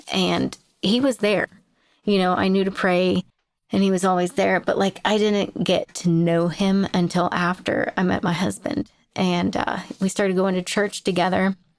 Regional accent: Jamestown, Pennsylvania, United States; I grew up in Jamestown and, uh, Pennsylvania

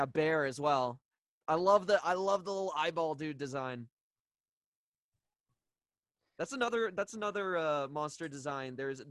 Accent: Canada; a Canadian like me

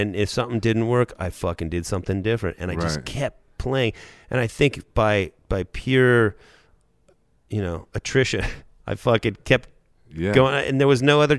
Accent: Thousand Oaks, California, United States; I went to Thousand Oaks, Los Angeles.

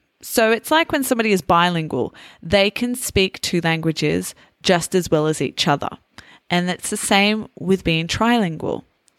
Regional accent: Australia; accent: Australian; Naturally, as an English teacher, I have toned down my Australian accent. And a lot of people that I meet actually say to me that they can't hear too much of the Australian accent.

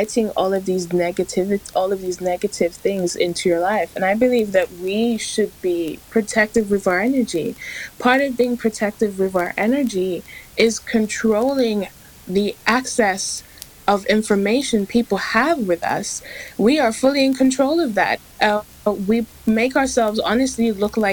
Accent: England, United Kingdom; I'm from England

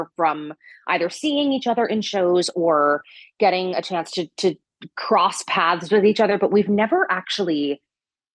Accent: New Jersey, United States; I'm from New Jersey. I'm Italian.

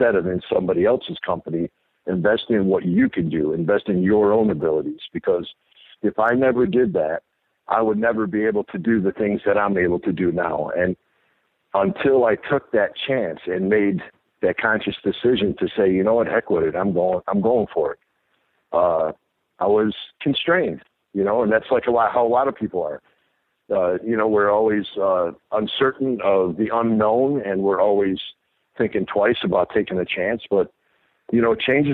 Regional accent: Mesa, Arizona, United States; also born or lived in Chicago; I love my home town there in Arizona and Mesa

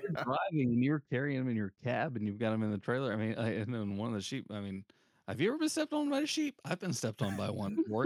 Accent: the South, United States; I'm from the South

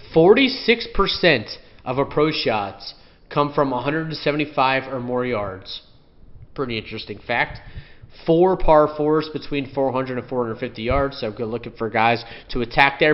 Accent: Florida, United States; I'm from Florida, born and raised my whole life.

